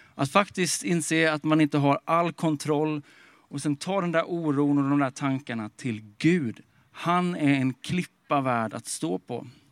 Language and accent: Swedish; Småland, Sweden; moved away as an adult; also born or lived in Stockholm; now in Sollentuna, Sweden; Jag kommer från Småland, eh, uppväxt i skogen på en bondgård